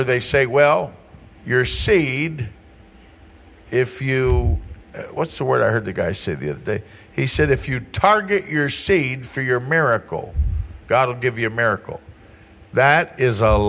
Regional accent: the South, United States; I was raised in the South

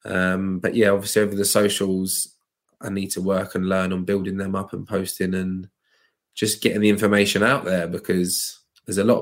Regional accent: Luton, East of England, United Kingdom; I grew up in Luton, very diverse, multicultural area

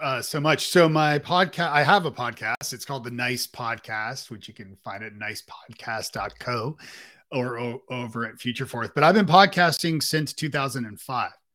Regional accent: Toronto, Ontario, Canada; also born or lived in Ireland; now in Nashville, United States; We live in Nashville, and I'm from Canada, uh, uh, in Toronto.

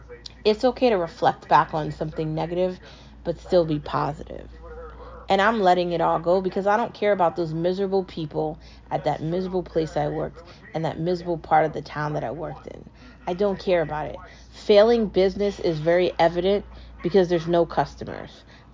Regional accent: United States; I was treated like I was a foreigner in a country where I'm an American

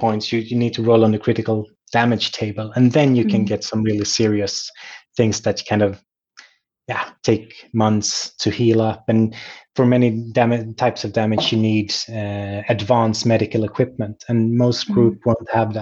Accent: Sweden; my hometown

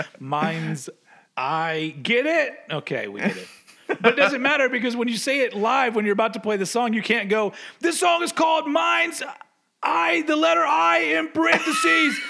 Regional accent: United States; I'm, I'm an American

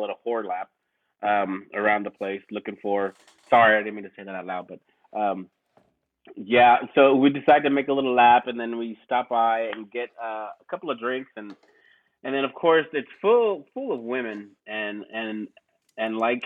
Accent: Texas, United States; I'm from Texas

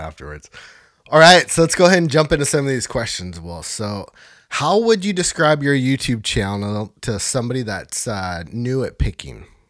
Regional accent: Northern California, United States; my hometown here

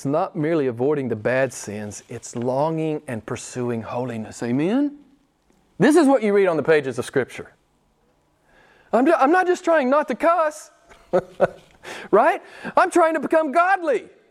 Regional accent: United States; moved away; I'm an American

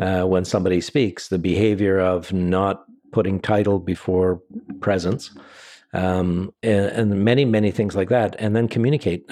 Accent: Canada; we're Canadian

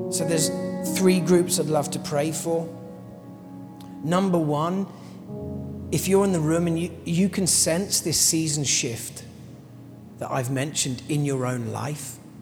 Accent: London, United Kingdom; as a Londoner

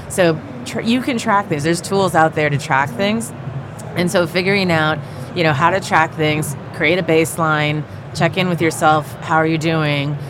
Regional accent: San Francisco Bay Area, California, United States; I grew up in the Bay Area

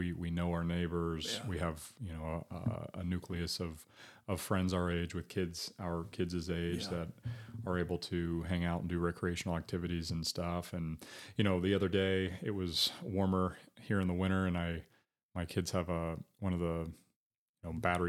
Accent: Batesville, Indiana, United States; also born or lived in Greensburg, Indiana / Hope, Indiana / Dayton, Ohio / Columbus, Ohio; I loved growing up here. And then a big part of the decision was I had children. So mm-hmm. I can't say that before having kids and a different mindset that I, you know, may or may not have ended up back here in my hometown

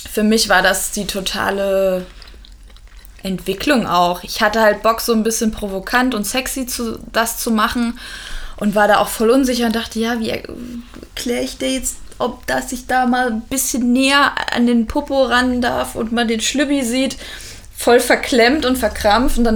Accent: Dresden, Saxony, Germany; born there; weil ich bin ja in Dresden geboren und meine Oma ist 80

